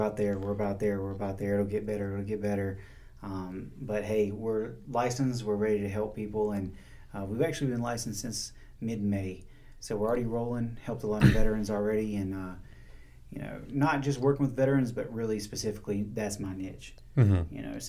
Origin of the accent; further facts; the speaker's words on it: North Carolina, United States; moved away as an adult; also born or lived in Southern California; Decided to move back to my home state here in North Carolina, specifically Charlotte.